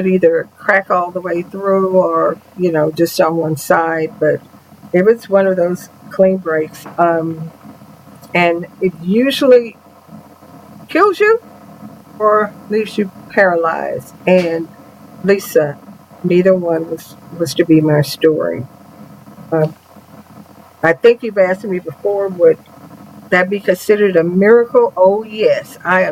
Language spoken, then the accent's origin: English; Houston, Texas, United States; I grew up in Houston, Texas